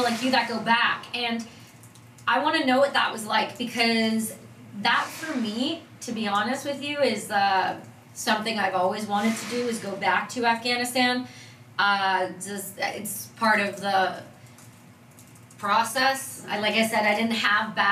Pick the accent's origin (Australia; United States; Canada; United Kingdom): Canada; I'm Canadian